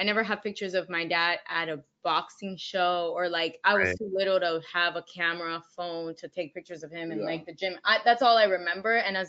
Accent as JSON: {"language": "English", "town": "Miami", "region": "Florida", "country": "United States", "tie": "born or raised there", "also_born_or_lived": "Orlando", "said": "I was born and raised in Miami, Florida. So from the 305."}